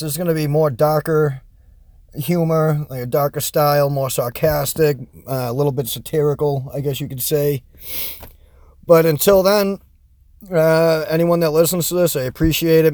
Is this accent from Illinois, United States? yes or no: no; Massachusetts, United States; accent: Boston; I'm from Massachusetts, so my Boston accent does shine through sometimes